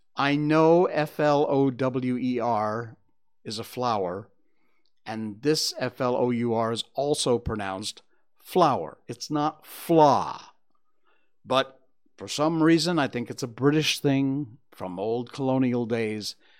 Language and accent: English; United States; now in Malaysia; I'm American, so I say flour